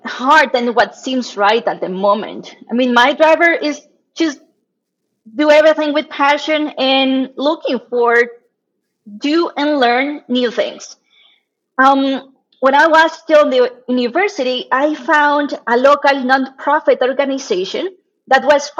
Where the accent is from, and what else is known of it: Mexico; born or raised there; moved away as an adult; also born or lived in China; now in Monterrey, Mexico